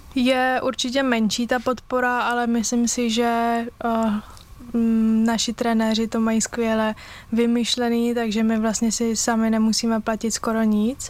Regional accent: Brno, South Moravian Region, Czechia; u nás v Brně

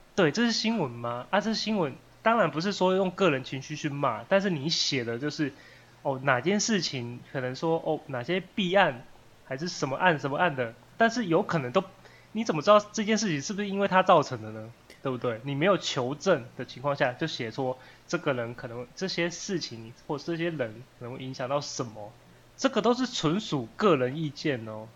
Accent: Taiwan; 身为一个台湾人

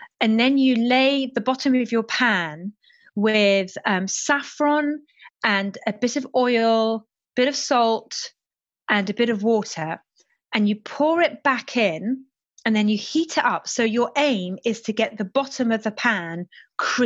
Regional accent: London, United Kingdom; English is a second language; I went to state schools in West London

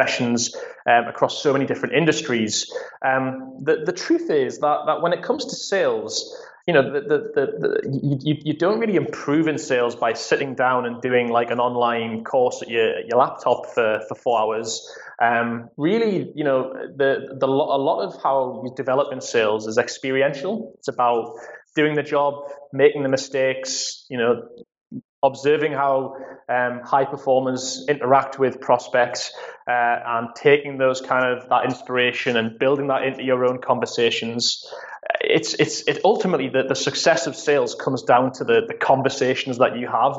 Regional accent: Newcastle upon Tyne, North East England, United Kingdom; moved away; I'm a born and bred what they call Geordies here in the UK. It's essentially someone who's from Newcastle, so they're my hometown team

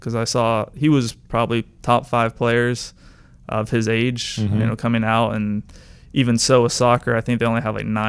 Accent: St. Augustine, Florida, United States; I'm from St. Augustine, Florida, which is near Jacksonville. I grew up a Jaguars fan

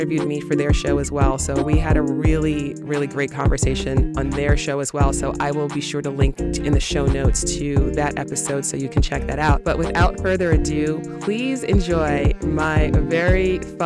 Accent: New York City, New York, United States; a fellow native New Yorker

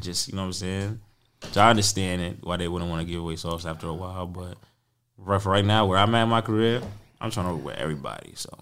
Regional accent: New York City, New York, United States; as a New Yorker

